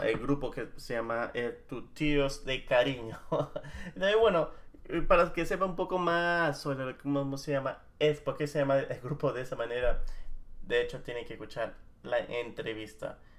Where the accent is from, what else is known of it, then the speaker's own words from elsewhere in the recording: Lima, Peru; moved away; entre nosotros los limeños habíamos dicho que nuestro acento era neutro